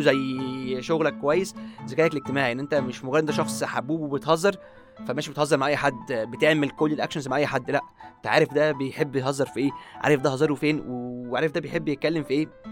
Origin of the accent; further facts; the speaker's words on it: Egypt; ثقافتنا كمصريين كلنا